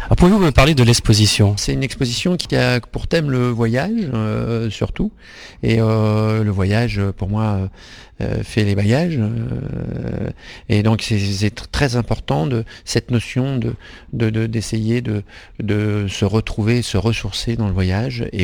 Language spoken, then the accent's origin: French; Centre-Val de Loire, France; also born or lived in Hauts-de-France; Alors j'ai grandi un pied dans le Berry et un pied dans le nord de la France.